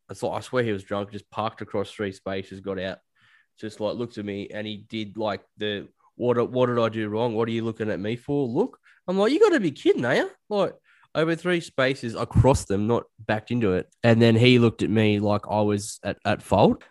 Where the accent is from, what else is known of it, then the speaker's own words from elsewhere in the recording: Australia; also born or lived in Liverpool, England; I'm Australian